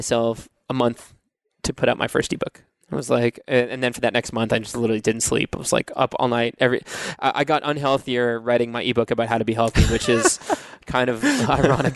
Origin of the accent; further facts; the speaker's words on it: Cape Cod, Massachusetts, United States; now in Nashville, United States; I grew up in Massachusetts on Cape Cod